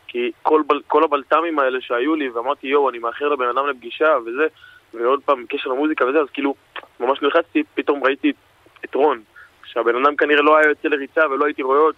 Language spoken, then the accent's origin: Hebrew; Elei Sinai, Gaza envelope, Israel; now in Palmachim, Israel; אנחנו חברים מגיל אפס, אנחנו גדלנו ביחד בעוטף עזה, במושב אלי סיני, פינוי אה, גוש קטיף. אנחנו גרים פה בשכונה בפלמחים, קיבוץ פלמחים, כל השכונה של המפונים.